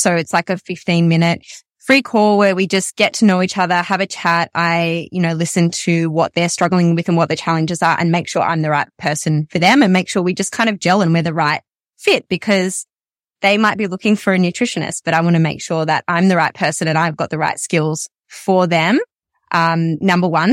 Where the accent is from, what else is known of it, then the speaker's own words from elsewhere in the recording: Melbourne, Victoria, Australia; I'm from Melbourne and I, I work exclusively online